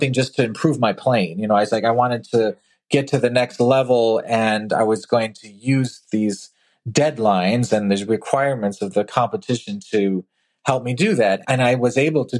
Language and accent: English; Eau Claire, Wisconsin, United States; now in Cleveland, United States; my hometown of Eau Claire, Wisconsin